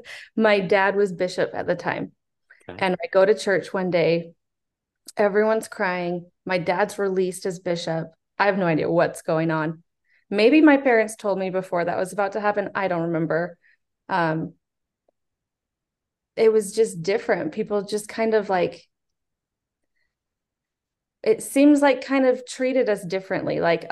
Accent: Utah, United States; also born or lived in Houston; I was born in Houston, he was bishop there. When we moved to Utah, he was bishop in Utah.

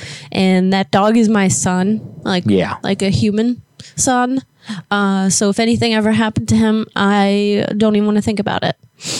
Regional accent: Florida, United States; moved away; I'm from Florida

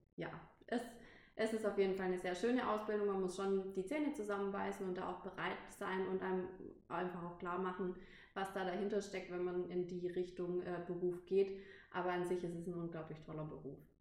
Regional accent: Pforzheim, Baden-Württemberg, Germany; moved away as an adult; ich wegziehen musste von, von meiner Heimatstadt, weil ich eben ein Hotel ausgesucht habe, was nicht direkt äh, mhm. bei mir in Pforzheim war

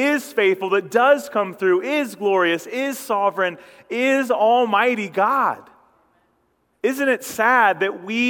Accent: Ashland County, Ohio, United States; I come from farm country here in Ohio. I grew up over in Ashland County or up in Ashland County

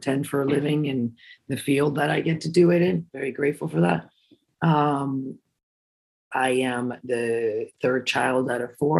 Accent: Cancun, Quintana Roo, Mexico; born and raised in Cancun, Mexico

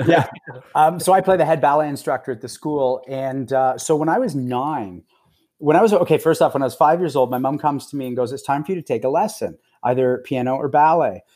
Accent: Toronto, Ontario, Canada; also born or lived in Los Angeles; I'm from Toronto mostly. I go between Toronto and L A, but, uh, since about mid last year, I've been in Toronto.

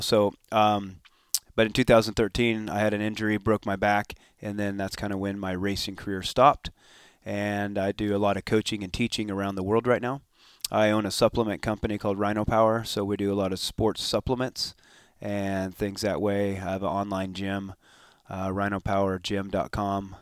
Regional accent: Escondido, California, United States; also born or lived in Temecula, California / Encinitas, California; I was born and raised in Escondido.

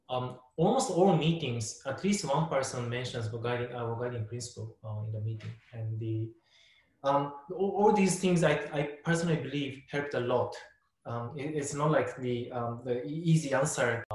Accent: Japan; I was born and raised in Japan

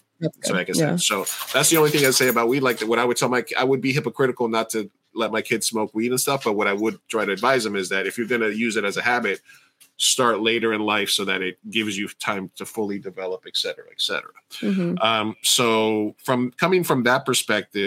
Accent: New York, United States; moved away as an adult; now in California, United States; when I was a kid growing up in New York

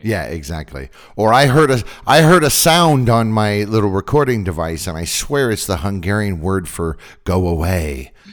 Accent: Northern California, United States; I'm from Northern California

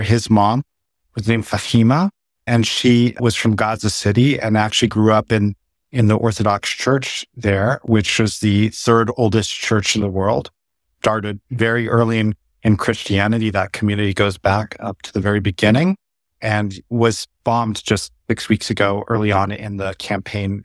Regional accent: San Diego, California, United States; I was born and raised in San Diego

